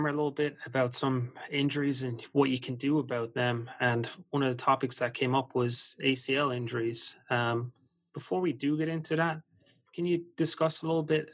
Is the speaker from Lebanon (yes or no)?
no; Ireland; I'm from Ireland myself